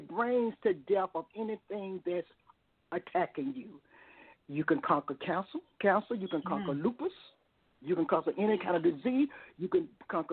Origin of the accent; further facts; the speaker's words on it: Tuscaloosa, Alabama, United States; Stemmer College in Tuscaloosa, my hometown